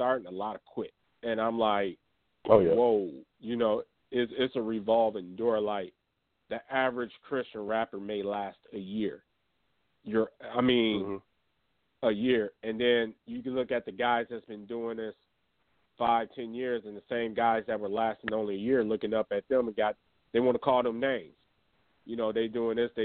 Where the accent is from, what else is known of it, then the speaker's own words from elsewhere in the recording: Grand Rapids, Michigan, United States; I'm from Grand Rapids, Michigan